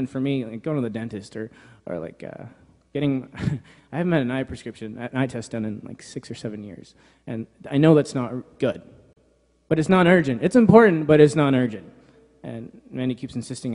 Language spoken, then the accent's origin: English; New York, United States; moved away; I grew up in New York, so my dad's a pastor there